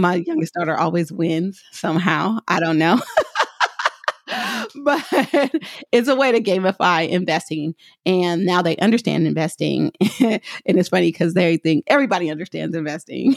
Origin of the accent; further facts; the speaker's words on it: Oakland, California, United States; I'm from Oakland, so I say hella simple